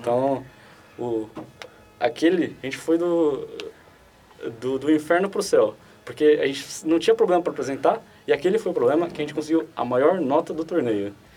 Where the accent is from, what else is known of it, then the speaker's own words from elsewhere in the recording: Brazil; a gente é brasileiro